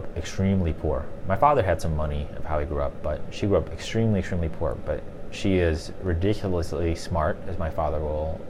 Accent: Chicago, Illinois, United States; I grew up in the city of Chicago

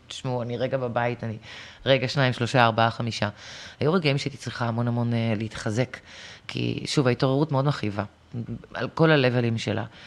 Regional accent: Acre, Northern District, Israel; גם אנחנו העכואים, אני נולדתי שם

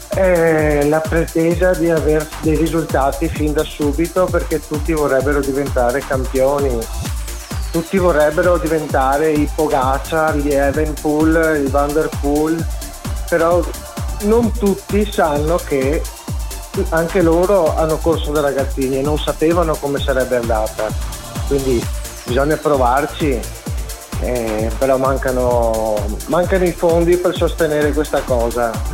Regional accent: Mogliano Veneto, Veneto, Italy; Sono di Mogliano Veneto

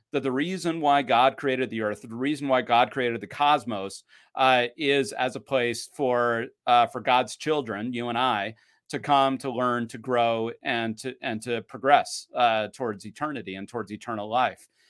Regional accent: Utah, United States; also born or lived in Claremont, California / Logan, Utah; born and raised in Utah

